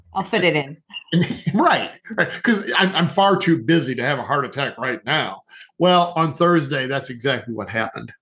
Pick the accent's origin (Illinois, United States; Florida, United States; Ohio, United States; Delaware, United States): Ohio, United States; northern; now in southern Ohio, United States; Originally live, originally born in northern Ohio, now live in southern Ohio.